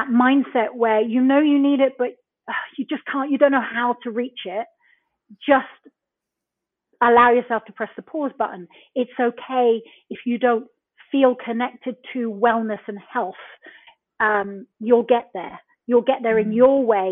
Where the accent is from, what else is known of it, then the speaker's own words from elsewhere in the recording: Plymouth, South West England, United Kingdom; moved away as an adult; also born or lived in Brixham, Devon; I was born in a fishing village in Brixham in Devon in the UK. I was brought up in Plymouth, the original one, where the Mayflower steps were.